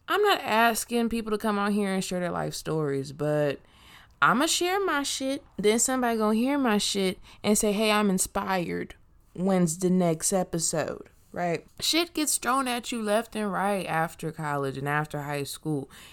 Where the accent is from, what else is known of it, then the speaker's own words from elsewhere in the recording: Inglewood, California, United States; also born or lived in Washington and Longwood, Los Angeles / Moreno Valley, California / Bay Area, California; I grew up on Washington and Longwood. Then I moved to Merino Valley. Then I've been in Inglewood since I was eleven.